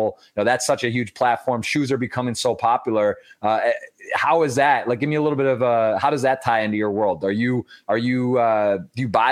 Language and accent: English; Detroit, or Ann Arbor, Michigan, United States; moved away; I'm actually originally from Detroit, or Ann Arbor, Michigan